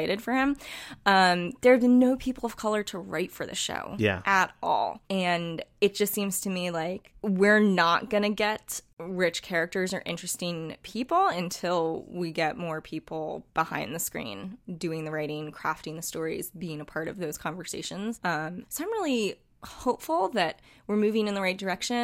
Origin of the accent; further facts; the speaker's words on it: United States; as an American